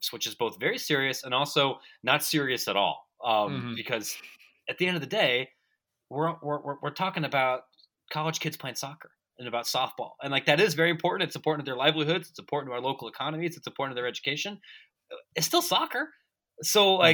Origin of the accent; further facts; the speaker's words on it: Licking County, Ohio, United States; growing up in Licking County, Ohio